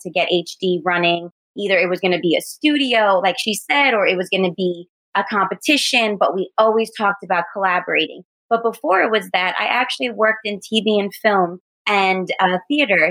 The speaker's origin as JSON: {"language": "English", "town": "New York City", "region": "New York", "country": "United States", "tie": "born or raised there", "moved": "yes", "lives_now": "New Jersey, United States", "said": "I was born and raised in Staten Island, New York. And then now I reside in Jersey."}